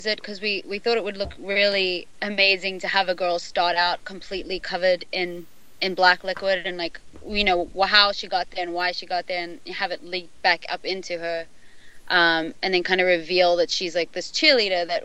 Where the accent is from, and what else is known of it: South Africa; born or raised there; moved away